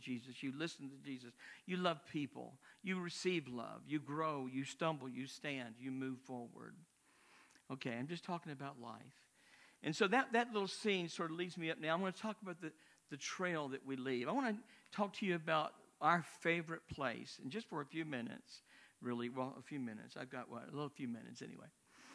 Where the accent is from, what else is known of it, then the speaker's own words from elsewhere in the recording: Memphis, Tennessee, United States; moved away as an adult; also born or lived in Europe; I was raised in Memphis, Tennessee